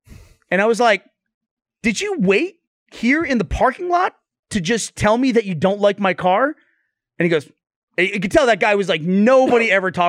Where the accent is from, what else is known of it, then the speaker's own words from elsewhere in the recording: United States; as an American.